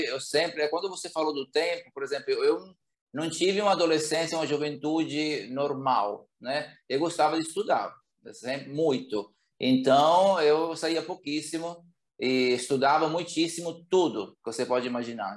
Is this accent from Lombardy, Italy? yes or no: yes; Bergamo, Lombardy, Italy; Portuguese is a second language; moved away as an adult; now in Brazil; Bergamo, né, que é a cidade onde eu cresci